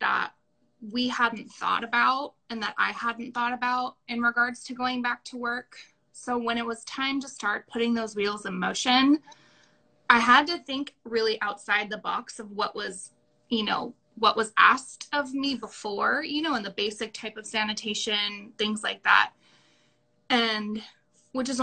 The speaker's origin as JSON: {"language": "English", "area": "Orange County", "region": "California", "country": "United States", "tie": "born or raised there", "also_born_or_lived": "Paso Robles, California", "lives_now": "Napa, United States", "said": "I'm from Orange County, California. I went to Maranello School of Beauty in Huntington Beach. That's where I lived up until I was 21"}